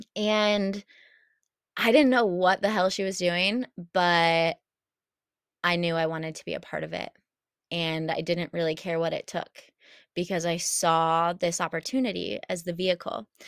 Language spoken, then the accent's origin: English; Champaign, Illinois, United States; I moved back home to Champaign